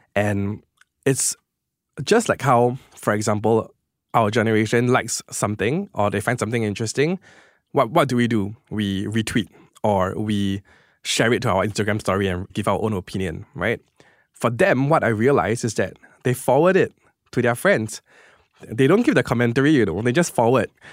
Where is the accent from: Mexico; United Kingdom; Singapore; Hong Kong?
Singapore; as a Singaporean, I am very proud to be Singaporean